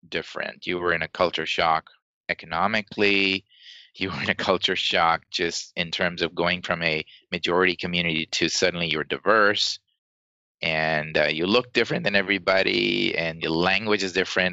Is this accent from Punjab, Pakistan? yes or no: no; Karachi, Sindh, Pakistan; moved away as an adult; also born or lived in New York / Texas; now in United States; I grew up in Pakistan, and it was the farthest I'd ever traveled, may have been like India. And that culture is not hugely different from my culture in Karachi, Pakistan.